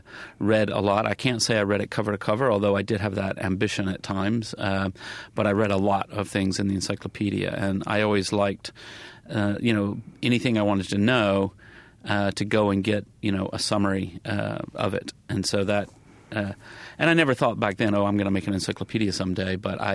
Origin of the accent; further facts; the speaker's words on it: the South, United States; certainly growing up in the South, my parents are very, very nice people